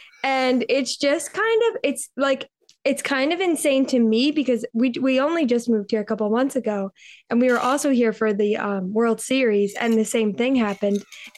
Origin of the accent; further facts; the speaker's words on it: Philadelphia, Pennsylvania, United States; now in New York, United States; where we live, I'm from Philly, and when I moved to New York, I'm not a big sports fan